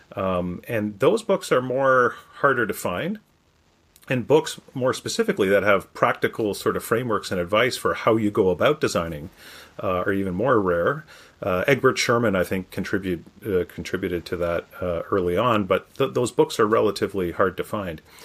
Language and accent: English; Canada; moved away as an adult; now in United States; my home country of Canada